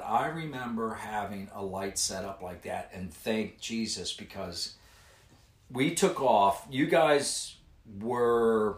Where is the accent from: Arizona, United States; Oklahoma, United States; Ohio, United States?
Ohio, United States; Cherry Grove; I grew up in Cherry Grove, which is just about a mile down from Anderson